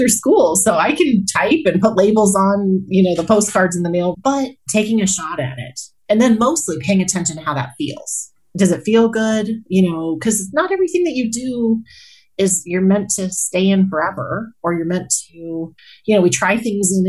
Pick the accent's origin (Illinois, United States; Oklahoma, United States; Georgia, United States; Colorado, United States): Colorado, United States; Colorado Springs; also born or lived in Kansas; now in Greeley, United States; So I grew up in Colorado Springs.